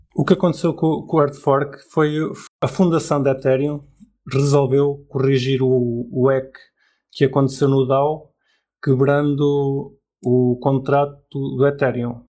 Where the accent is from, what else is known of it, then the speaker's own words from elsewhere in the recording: Portugal; um cidadão exemplar de Portugal